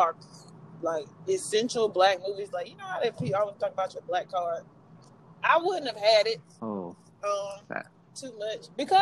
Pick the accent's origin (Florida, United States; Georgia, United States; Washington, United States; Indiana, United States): Georgia, United States; Southwest; I grew up in Southwest Georgia